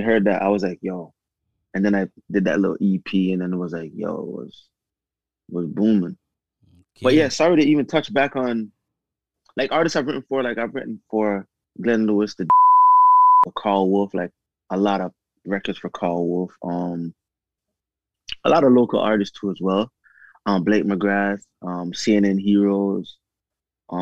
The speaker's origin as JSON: {"language": "English", "town": "Spanish Town", "country": "Jamaica", "tie": "born or raised there", "moved": "yes", "lives_now": "Toronto, Canada", "said": "I was born in Jamaica"}